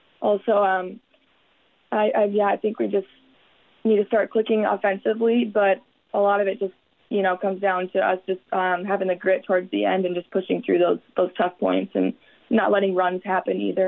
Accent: Deer River, Minnesota, United States; being from Deer River 2 hours away

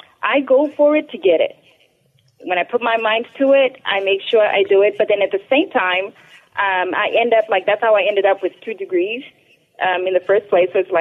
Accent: Zimbabwe; also born or lived in Dallas; now in United States; I am originally from Zimbabwe. I come from a small family, middle class maybe, family in Zimbabwe

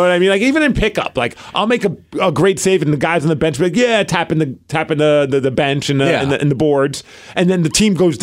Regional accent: New York City, New York, United States; I'm from Brooklyn

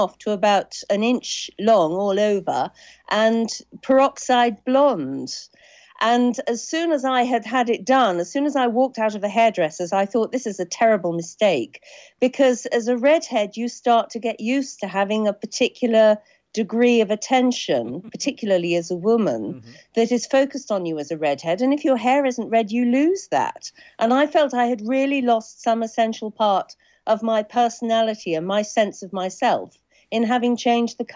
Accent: Suffolk, East of England, United Kingdom; I grew up in Suffolk

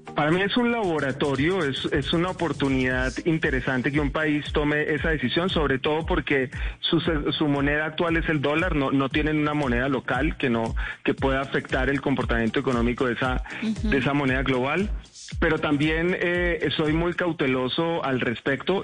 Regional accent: Colombia

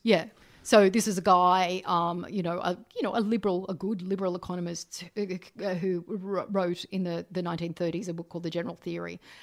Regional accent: Canberra, Australian Capital Territory, Australia; I grew up in Canberra

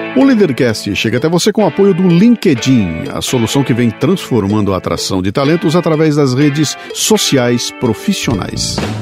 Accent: Bauru, São Paulo, Brazil; accent: bauruense; meu sotaque bauruense

